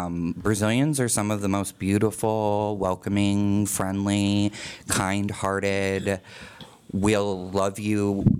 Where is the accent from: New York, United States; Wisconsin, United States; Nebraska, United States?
Nebraska, United States; Omaha; also born or lived in Florida; I'm originally from Omaha, Nebraska. I was born in Florida, and then my mom moved us to the Midwest when I was about 6 months old, and then ended up in Omaha when I was about a year. And yeah, so I grew up here